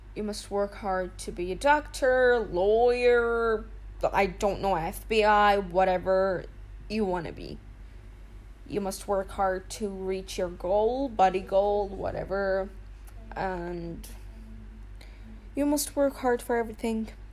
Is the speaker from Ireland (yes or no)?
no; United Arab Emirates; I'm from uh, the United Arab Emirates